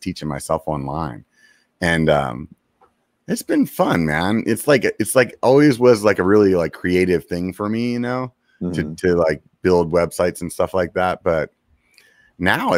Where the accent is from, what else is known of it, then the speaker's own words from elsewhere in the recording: Pennsylvania, United States; moved away as an adult; now in California, United States; I'm not from California, I'm from Pennsylvania originally